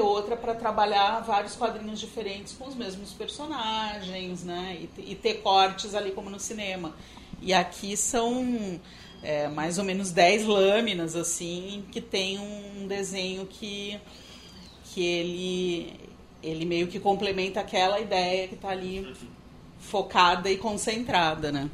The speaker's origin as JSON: {"language": "Portuguese", "region": "São Paulo", "country": "Brazil", "said": "eu sou paulista"}